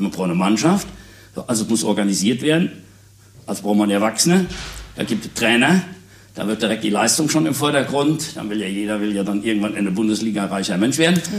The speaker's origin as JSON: {"language": "German", "town": "Münster", "region": "North Rhine-Westphalia", "country": "Germany", "said": "hier bei uns in Münster"}